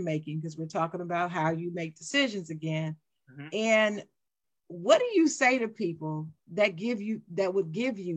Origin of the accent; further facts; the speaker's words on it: Dayton, Ohio, United States; I'm from Dayton, Ohio.